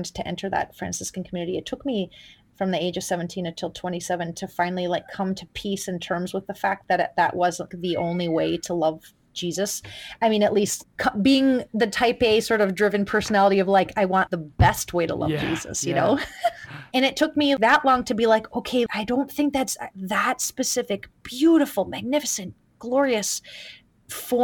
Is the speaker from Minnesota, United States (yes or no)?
yes; Duluth, Minnesota, United States; When I grew up in Duluth, there was a Benedictine monastery of sisters